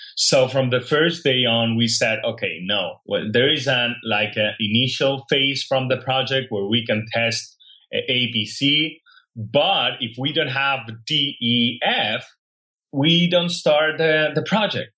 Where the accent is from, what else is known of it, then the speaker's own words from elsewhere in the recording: Catalonia, Spain; English is a second language; moved away as an adult; now in San Francisco, United States; I grew up in Spain